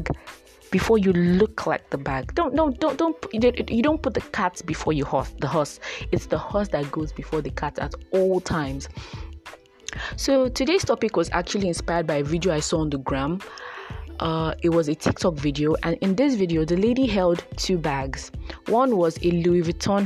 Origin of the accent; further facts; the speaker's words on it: Nigeria; growing up in Nigeria and as a Nigerian girl growing up